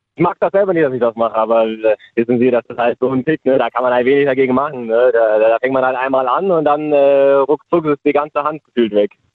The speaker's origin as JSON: {"language": "German", "town": "Speyer", "region": "Rhineland-Palatinate", "country": "Germany", "said": "ich komme aus Speyer."}